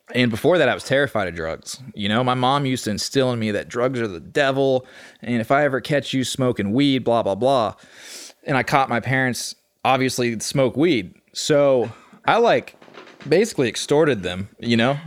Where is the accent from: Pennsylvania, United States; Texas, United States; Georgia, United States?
Texas, United States; Austin; born and raised in Austin, Texas